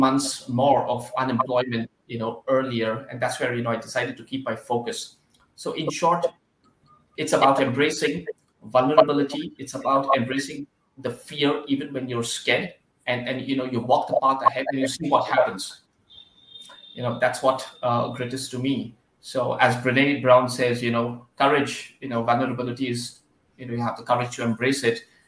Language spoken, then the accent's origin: English; Mumbai, Maharashtra, India; I'm from Mumbai